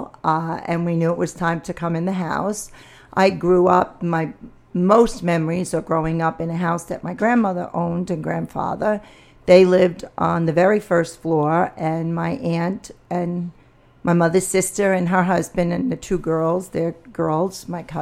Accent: New York City, New York, United States; I grew up in the Bronx. I grew up in the Pelham Bay section of the Bronx.

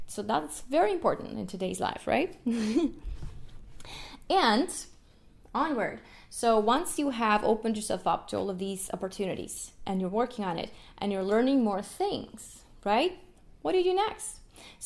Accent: Kyiv, Ukraine; first language Russian; English is a second language; moved away; I'm from the Ukraine, Kiev. And my first language was Russian, just because my mom's Russian. But then in school, I learned Ukrainian

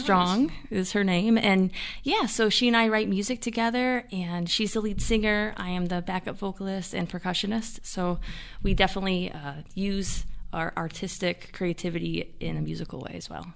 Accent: Jamestown, New York, United States; Born and raised in Jamestown

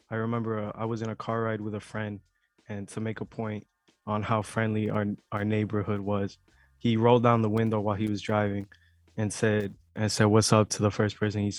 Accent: Chicago, Illinois, United States; I'm also from Little Village as well.

